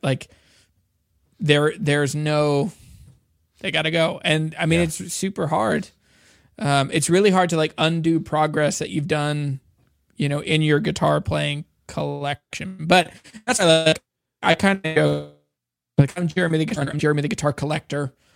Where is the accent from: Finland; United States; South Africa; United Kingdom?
United States; Shenandoah Valley, Virginia; also born or lived in Louisiana; I grew up in the Shenandoah Valley um, and grew up around bluegrass guitars